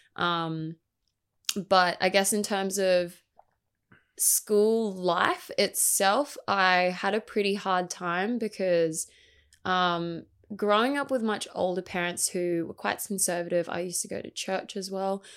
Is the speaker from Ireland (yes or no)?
no; Gold Coast, Queensland, Australia; also born or lived in Brisbane; I grew up on the Gold Coast, um, I've lived here pretty much all my life besides a short stint in Brisbane